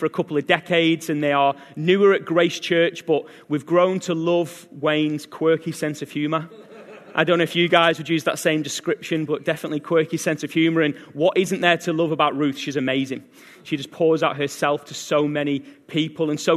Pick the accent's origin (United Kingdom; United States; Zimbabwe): United Kingdom; England; now in Australia; I originally from England